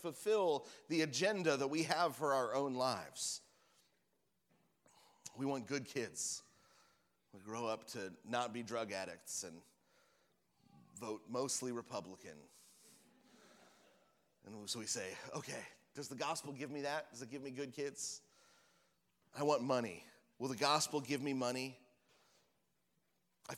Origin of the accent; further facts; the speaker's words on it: Washington, United States; we're from Washington, where we have all the different kinds of apples